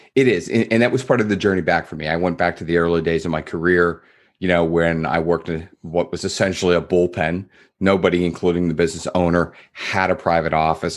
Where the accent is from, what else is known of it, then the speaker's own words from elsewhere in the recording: East Coast, United States; moved away; I grew up in the East, so I had, I'll call 'em East Coast manners.